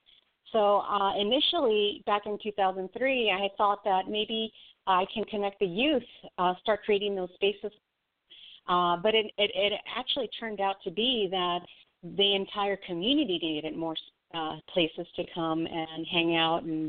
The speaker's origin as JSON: {"language": "English", "town": "Los Angeles", "region": "California", "country": "United States", "tie": "born or raised there", "said": "I grew up in Northeast"}